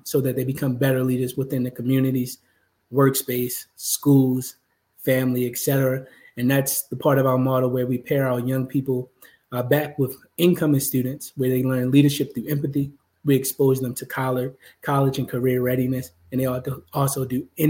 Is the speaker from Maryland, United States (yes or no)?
yes; Baltimore, Maryland, United States; growing up in Baltimore is no easy feat, especially when you grow up in poverty